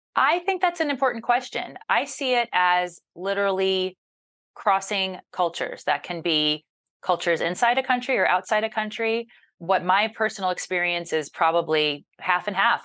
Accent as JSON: {"language": "English", "town": "Mobile", "region": "Alabama", "country": "United States", "tie": "born or raised there", "moved": "yes", "said": "growing up in Mobile, Alabama, as the child of two Yankees"}